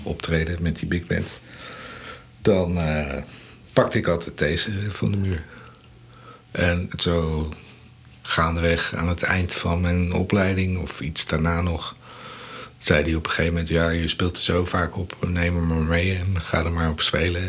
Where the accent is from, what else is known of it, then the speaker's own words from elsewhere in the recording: Leiden, South Holland, Netherlands; ik kom uit Leiden, eh, opgegroeid en getogen